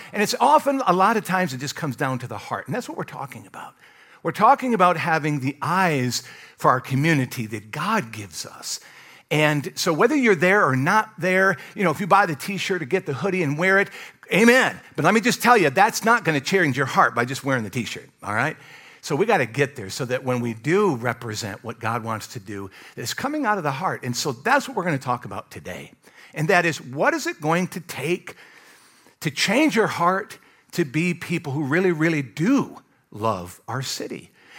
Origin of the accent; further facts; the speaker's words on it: Michigan, United States; also born or lived in Kentucky / Alabama / Iowa; now in North Carolina, United States; I grew up in Michigan, moved to Kentucky, lived there several years, lived in Alabama, moved to Iowa, lived there a few years, and then here in North Carolina.